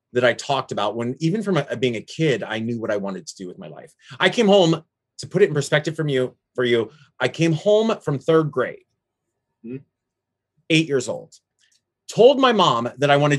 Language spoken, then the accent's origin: English; Florida, United States; moved away as an adult; now in San Francisco, United States; my hometown area in Florida